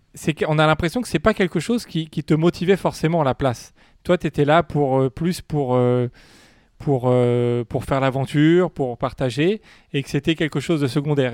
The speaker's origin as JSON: {"language": "French", "country": "France", "said": "chez nous en France"}